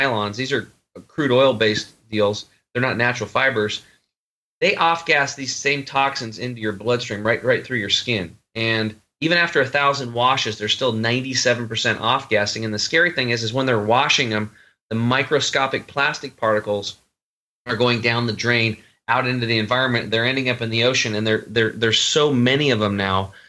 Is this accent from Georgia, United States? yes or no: no; Eastern Oregon, United States; I grew up over in Eastern Oregon on a cattle and hay farm, hunting and fishing